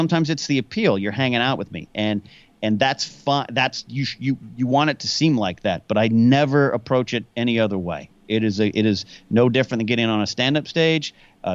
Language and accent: English; Pismo Beach, California, United States; also born or lived in Orange, California / Arroyo Grande, California; I was born in the city of Orange, but about 6 or 7, we moved up to a place up north called Pismo Beach